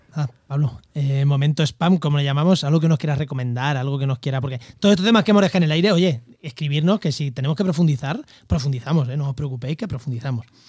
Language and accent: Spanish; Castilla-La Mancha, Spain; moved away; en mi pueblo el cordero tampoco es malo, ¿eh? En La Mancha el cordero tampoco es malo